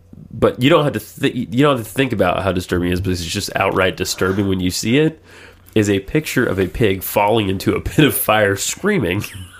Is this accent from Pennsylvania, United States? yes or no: no; Georgia, United States; I'm from Georgia, guys.